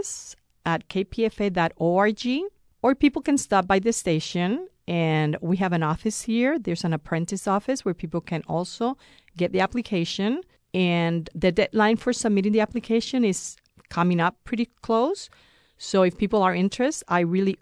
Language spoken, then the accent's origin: English; Puerto Rico; moved away; I'm originally from Puerto Rico